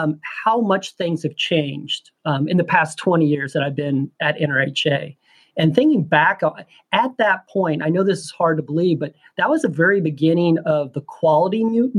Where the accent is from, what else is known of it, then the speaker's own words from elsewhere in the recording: Holton, Kansas, United States; now in Washington, D.C., United States; I'm originally from a small town myself, Northeast Kansas, a small farming town known as Holton, Kansas.